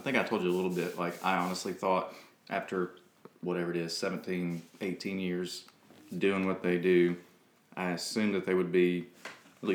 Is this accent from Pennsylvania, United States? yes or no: no; Hattiesburg, Mississippi, United States; I grew up in Hattiesburg, Mississippi